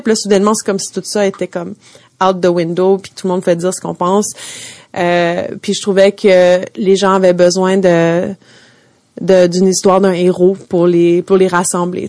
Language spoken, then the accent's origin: French; Montreal, Quebec, Canada; moved away as an adult; now in New York, United States; j'ai grandi à Montréal